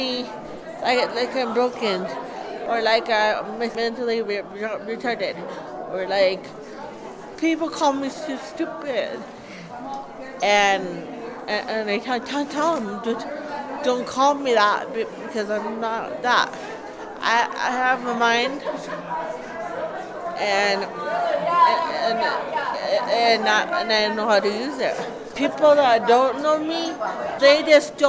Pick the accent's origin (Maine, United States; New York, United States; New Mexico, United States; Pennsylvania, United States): New Mexico, United States; Santa Fe; moved away; I'm originally from Santa Fe, New Mexico.